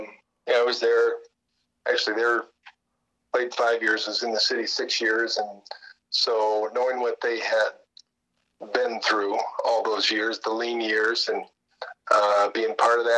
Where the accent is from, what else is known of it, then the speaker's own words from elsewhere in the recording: South Dakota, United States; They heard that I was from South Dakota, said I'd never been there.